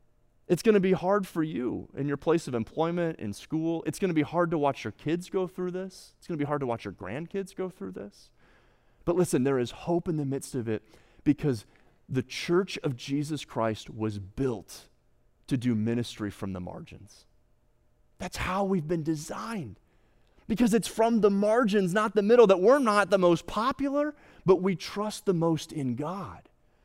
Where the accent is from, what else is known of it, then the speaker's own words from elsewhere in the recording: United States; And I'm a pastor from the States.